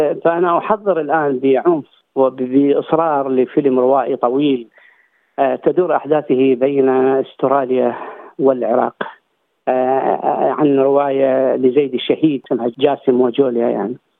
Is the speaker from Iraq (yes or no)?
yes; Iraq; now in Australia; هناك عندنا بالعراق